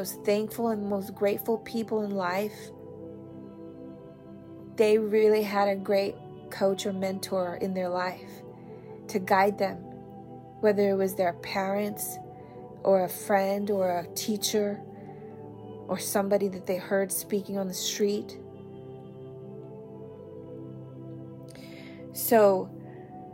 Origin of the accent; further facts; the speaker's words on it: United States; as an American